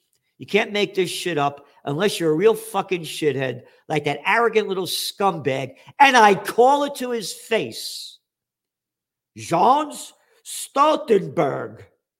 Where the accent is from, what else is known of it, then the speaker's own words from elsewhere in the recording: United States; I'm an American, scumbag. I believe in the founding fathers. … am a true American.